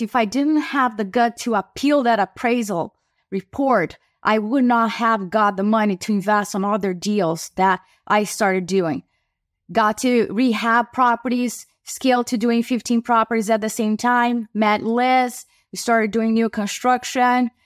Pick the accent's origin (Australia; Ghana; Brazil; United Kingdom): Brazil; now in United States; I am an immigrant from Brazil who moved to the U.S.